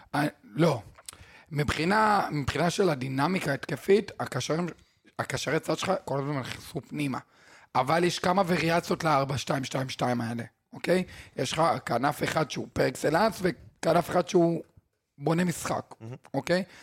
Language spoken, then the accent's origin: Hebrew; Israel; אנחנו ישראלים